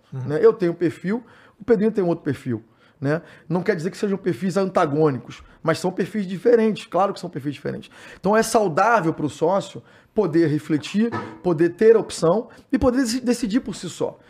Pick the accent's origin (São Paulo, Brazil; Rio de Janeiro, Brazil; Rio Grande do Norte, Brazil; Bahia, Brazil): Rio de Janeiro, Brazil; sou do Médio, então a gente é uma, é uma área que não tem muito lazer ali no Rio de Janeiro